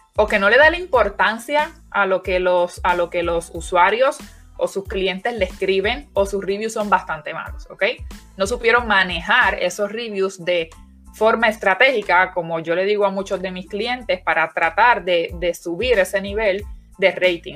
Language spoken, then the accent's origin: Spanish; Puerto Rico; los puertorriqueños somos